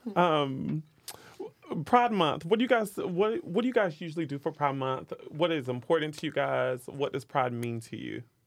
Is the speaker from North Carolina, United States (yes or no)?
yes; North Carolina, United States; moved away as an adult; also born or lived in New York City; now in New York, United States; I'm from North Carolina